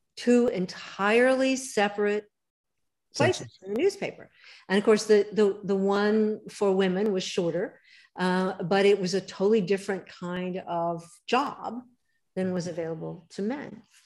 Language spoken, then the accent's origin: English; Pasadena, California, United States; also born or lived in Hollywood, Los Angeles; I grew up in LA. I, I grew up in Pasadena, actually, and was born in Hollywood, of all places to be born.